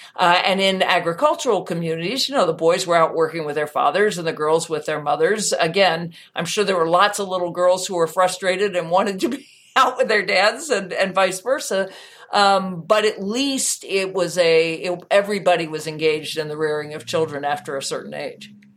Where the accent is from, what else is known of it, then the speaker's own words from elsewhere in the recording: United States; as an American